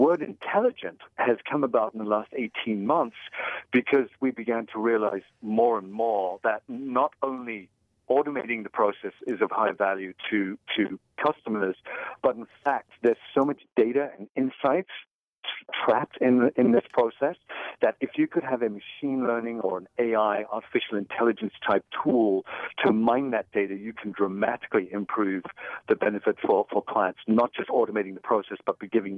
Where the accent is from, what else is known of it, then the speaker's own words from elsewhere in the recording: England, United Kingdom; now in United States; I'm originally from England